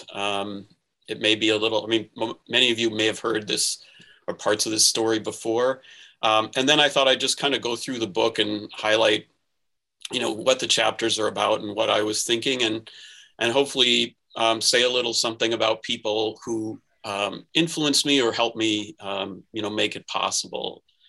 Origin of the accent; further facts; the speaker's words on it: Minnesota, United States; moved away; even though I grew up in Minnesota during the time of the Kicks and the NASL, and even lived for a time in Bloomington where they played their home games